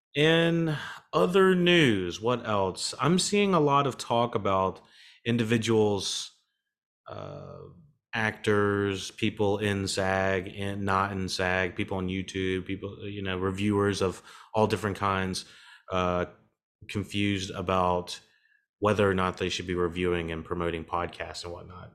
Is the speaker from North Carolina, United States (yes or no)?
yes; North Carolina, United States; accent: southern; I'm in North Carolina as well, if you can't, can't hear my southern ass accent